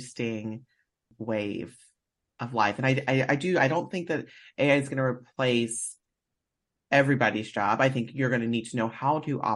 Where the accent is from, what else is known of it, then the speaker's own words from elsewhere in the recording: the South, United States; moved away; I'm originally from the South.